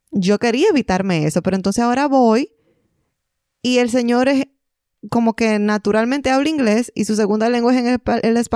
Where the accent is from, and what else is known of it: Dominican Republic; now in Ontario, Canada